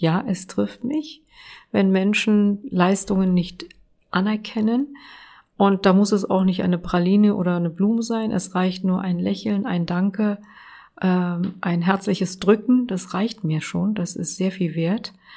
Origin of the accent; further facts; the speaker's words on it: Berlin, Germany; also born or lived in Kilis, Turkey; ich bin eine Berlinerin und ich bin auch eine deutsche Politikerin und habe einen muslimischen Hintergrund, habe einen türkischen Namen.